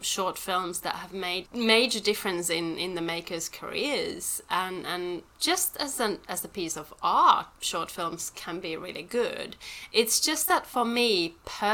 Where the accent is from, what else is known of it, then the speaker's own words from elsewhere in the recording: Helsinki, Uusimaa, Finland; moved away as an adult; also born or lived in Devon, England / London; now in Melbourne, Australia; I was brought up in Europe and then I've been here now for 13 years.